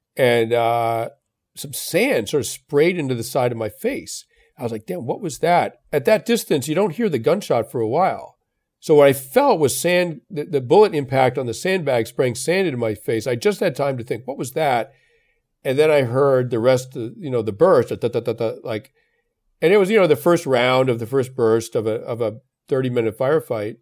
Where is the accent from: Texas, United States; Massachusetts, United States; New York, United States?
Massachusetts, United States; Belmont; I grew up in Belmont, Massachusetts